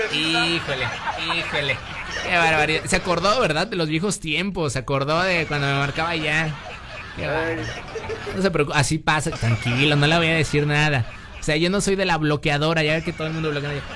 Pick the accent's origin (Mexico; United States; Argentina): Mexico; yo como mexicano